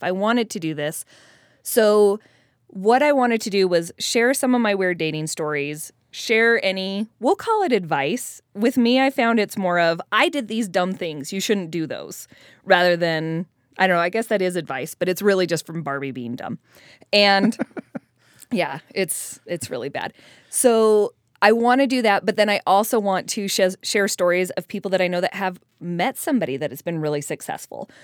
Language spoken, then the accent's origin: English; Colorado, United States; moved away; I'm from Colorado originally, where there's no mid singles.